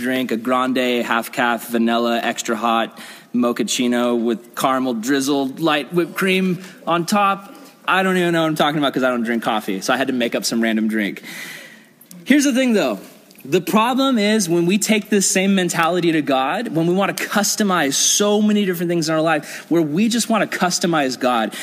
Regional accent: United States; As an American Christian

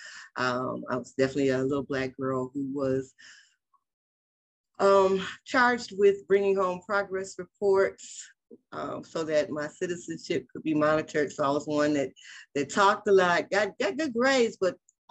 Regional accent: Detroit, Michigan, United States; also born or lived in Los Angeles, California; now in Las Vegas, United States; I always rep for my hometown

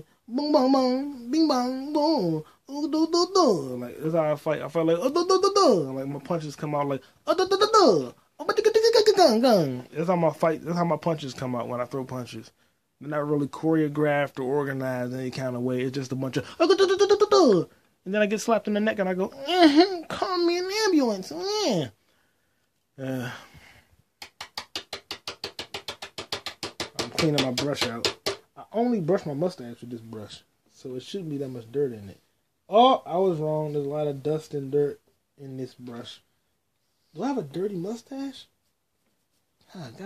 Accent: United States; I'm born-ass American

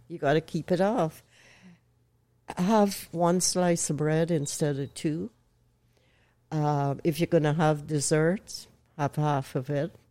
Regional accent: Canada; also born or lived in Owen Sound, Ontario / United States; I'm Canadian

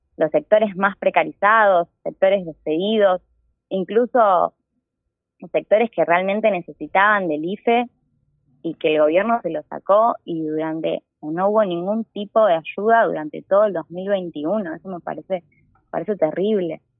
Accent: Quilmes, Buenos Aires Province, Argentina; Nací acá, viví siempre acá, estudié acá, de hecho estudio en la Universidad Nacional de Quilmes, así que soy quilmeña de pura cepa

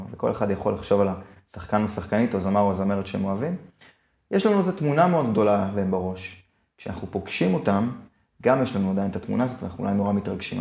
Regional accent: Israel; אני ישראלי

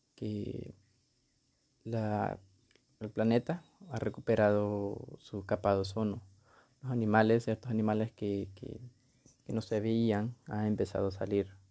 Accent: Honduras; Tengo 20 años y soy de Honduras.

